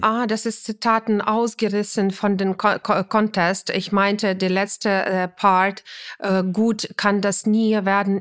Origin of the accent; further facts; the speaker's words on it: Ukraine; German is a second language; now in Germany; das ist mein Heimatland und meine Familie äh, war